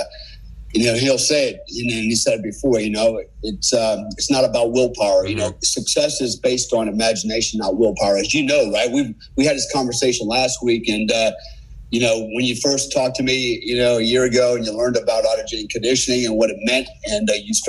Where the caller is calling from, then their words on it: Bali, Indonesia; But so I'm calling you from Bali. What a cool place, right? I live here. It's paradise, literally.